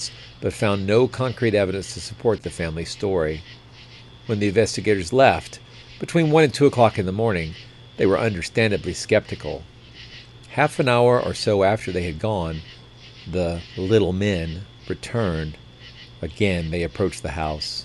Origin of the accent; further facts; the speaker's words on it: Cartersville, Georgia, United States; when I was a kid, we had about 40,000 people in our county, and about 10,000 people lived in town. So Hopkinsville was at least twice as populated as my hometown was